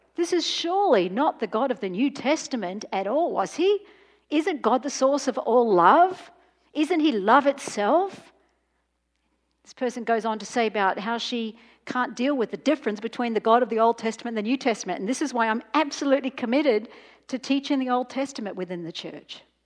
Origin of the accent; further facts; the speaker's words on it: Australia; I'm from Australia